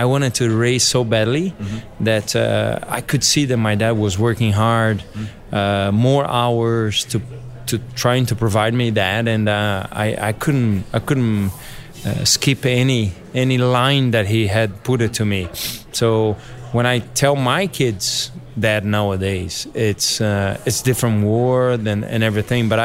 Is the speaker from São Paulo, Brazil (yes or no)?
yes; São Paulo, Brazil; when we grew up, was in Interlagos, right by the track.